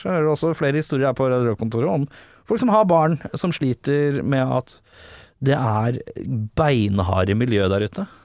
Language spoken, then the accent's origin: Norwegian; Norway; Vi er jo ikke amerikanere. Vi er nordmenn